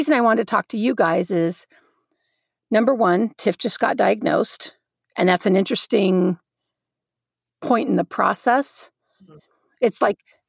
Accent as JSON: {"language": "English", "region": "Southeast Texas", "country": "United States", "tie": "born or raised there", "also_born_or_lived": "El Paso", "said": "Lauren and I grew up together in Southeast Texas"}